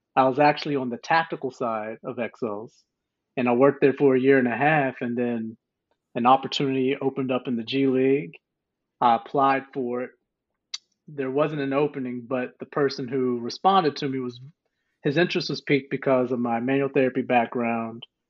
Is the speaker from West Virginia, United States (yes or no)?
yes; White Sulphur Springs, West Virginia, United States; moved away as an adult; also born or lived in Akron, Ohio / North Carolina; I was born in Akron, Ohio, but raised in White Sulphur Springs, West Virginia.